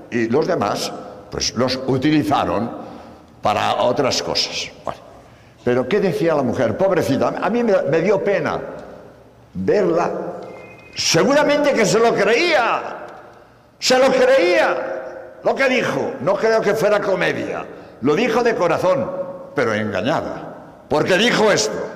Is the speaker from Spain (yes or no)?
yes; Spain; Por cierto, como eh, sabéis, soy español, hace eh